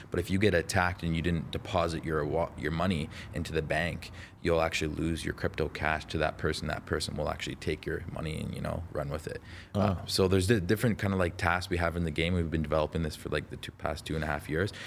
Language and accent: English; Toronto, Ontario, Canada; also born or lived in Las Vegas, United States; I'm from Toronto, you know. Um, born in born in born in Las Vegas, but I but I lived in Canada since I was like 2 years old